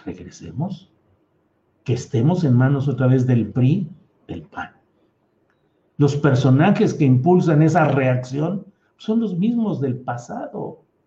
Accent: Mexico; como mexicanos

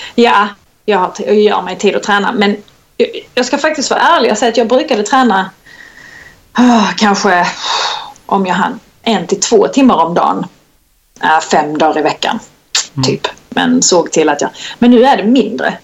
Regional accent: Kristianstad, Skåne, Sweden; accent: Skånska; moved away; jag är född och uppvuxen i Kristianstad

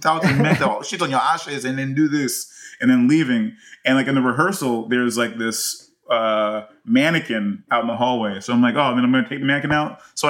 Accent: United States; I'm more American.

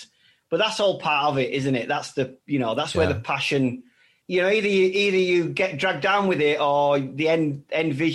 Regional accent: Bradford, Yorkshire and the Humber, United Kingdom; moved away as an adult; also born or lived in France; We set up here in Bradford, in my hometown

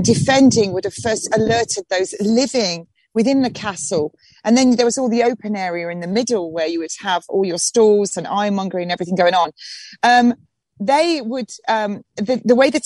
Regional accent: Nottingham, East Midlands, United Kingdom; now in Hastings, United Kingdom; I'm a North Midlands girl. I come from Robin Hood country. Nottingham

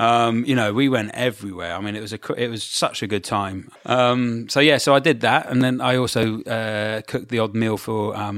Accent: Brighton, South East England, United Kingdom

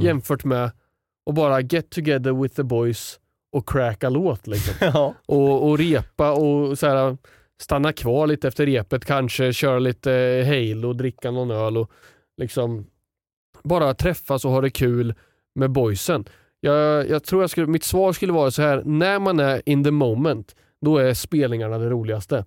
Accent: Sundsvall, Västernorrland County, Sweden; jag har varit med på typ en handbollsträning när jag var liten i Sundsvall

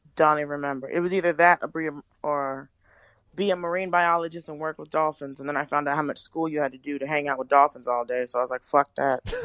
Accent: Atlanta, Georgia, United States; moved away as an adult; also born or lived in Miami, Florida / Los Angeles; now in New York, United States; I was born in Miami and I grew up in Atlanta. So I lived in Miami some, but I lived mostly in Atlanta

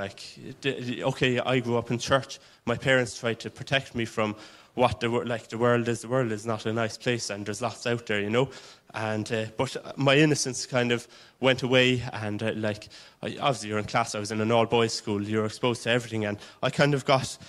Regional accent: Waterford, Munster, Ireland; originally I'm from Waterford. My dad was from Cork and my mother was from Kilkenny, and they met in Waterford, and that's where I actually grew up

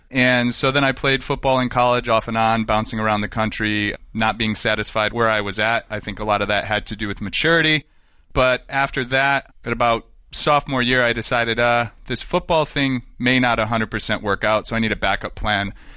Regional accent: Western New York, United States; moved away as an adult; most of my childhood, I grew up in Western New York, very rural.

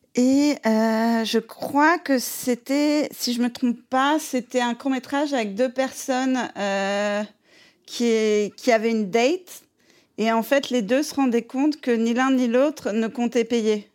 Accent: Paris, Île-de-France, France; moved away as an adult; also born or lived in Vosges; now in New York, United States; Moi, je suis une vraie, vraie parisienne

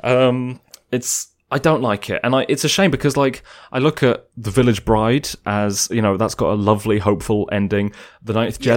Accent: England, United Kingdom; me as an English person

